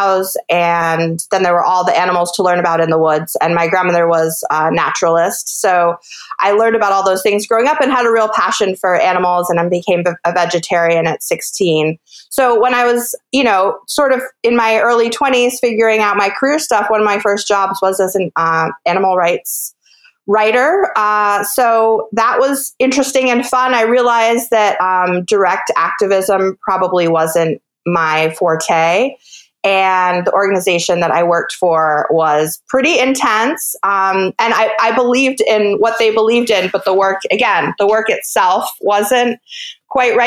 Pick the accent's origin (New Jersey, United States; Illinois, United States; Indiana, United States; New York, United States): New York, United States; Hudson River Valley; moved away as an adult; also born or lived in West Coast, United States; now in Bainbridge Island, United States; I grew up in the Hudson River Valley of New York State, and I was raised by my grandmother